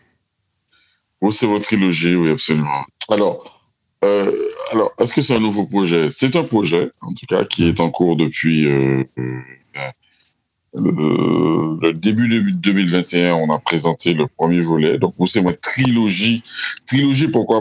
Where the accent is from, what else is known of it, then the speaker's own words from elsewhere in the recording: Martinique; je suis Antillais, je suis Caribéen, je suis Martiniquais. Je suis issu, euh, de, de l'île de la Martinique